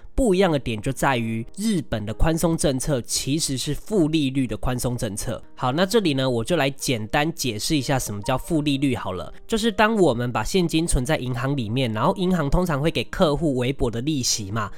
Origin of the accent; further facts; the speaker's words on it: Taiwan; 我们台湾人